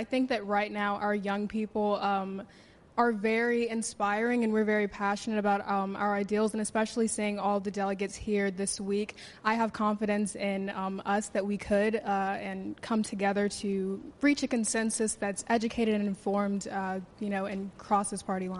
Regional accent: Georgia, United States; I'm from Georgia.

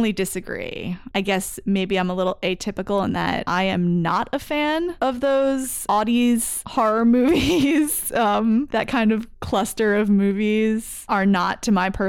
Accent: Belmar, New Jersey, United States; moved away; also born or lived in St. Louis / Cincinnati; where I grew up in Belmar, New Jersey

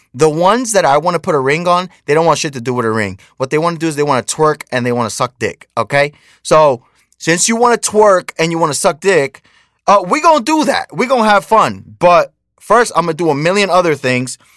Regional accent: United States; also born or lived in Dominican Republic (parents); I was born in America, but that's my parents' country

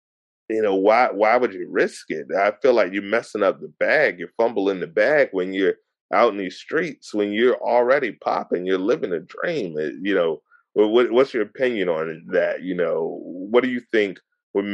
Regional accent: Hampton, Virginia, United States; I'm 16. I'm from Hampton, 757

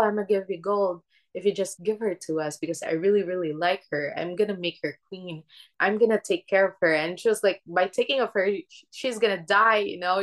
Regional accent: Philippines; born or raised there; English is a second language; moved away

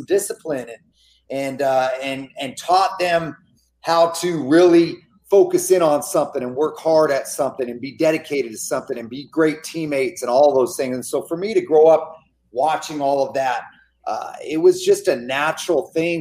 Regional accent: Gilroy, California, United States; my hometown of Gilroy

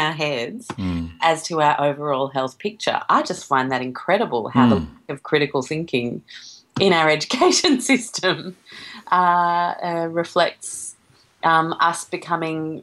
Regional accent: Sydney, New South Wales, Australia; also born or lived in London, United Kingdom / Chicago, United States; From the mid-70s we moved here in Sydney, 1980, and I've been here all my life.

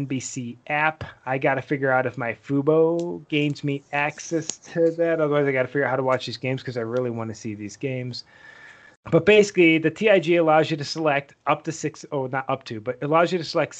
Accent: United States; also born or lived in Ottawa, Canada; I'm an American

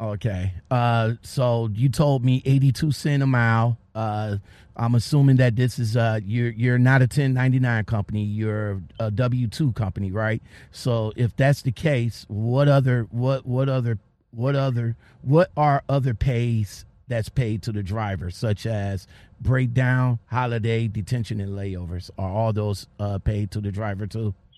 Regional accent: Ohio, United States; I'm from Ohio, so PA is not that far from me

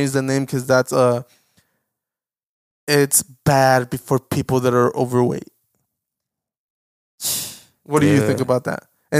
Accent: United States; born or raised there

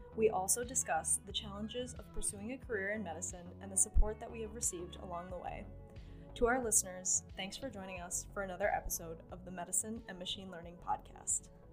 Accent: St. Paul, Minnesota, United States; I'm also local. I grew up in St. Paul

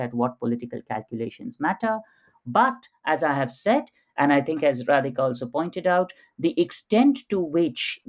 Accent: India; who were born and brought up in India

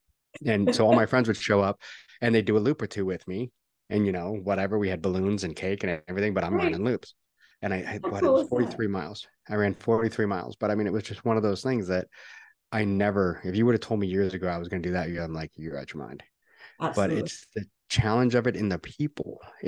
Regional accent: Canada; also born or lived in Seattle; now in Texas, United States; Yeah. I'm Canadian. That's why I live in Texas.

